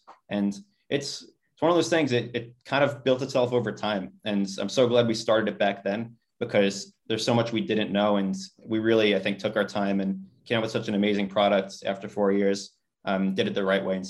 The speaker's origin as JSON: {"language": "English", "area": "Rockland County", "region": "New York", "country": "United States", "tie": "born or raised there", "also_born_or_lived": "New Orleans", "said": "Yeah, I'm born and raised in Rockland County, New York. It's a suburb about 45 minutes north of Manhattan."}